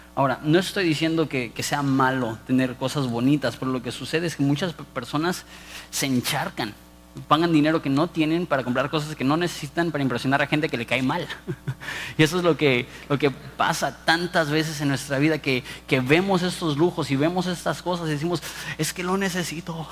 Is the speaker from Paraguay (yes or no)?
no; Mexico; also born or lived in Ensenada; como mexicanos